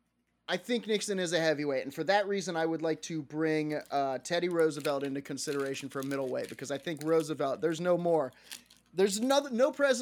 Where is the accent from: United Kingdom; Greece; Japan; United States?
United Kingdom; Scotland; I'm from Scotland